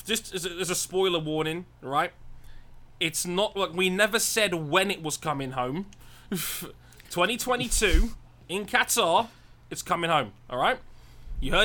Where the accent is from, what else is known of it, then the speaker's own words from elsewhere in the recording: England, United Kingdom; us English